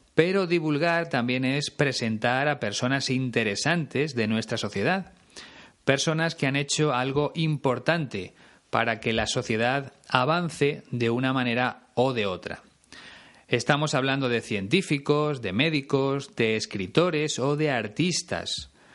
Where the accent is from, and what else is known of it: Spain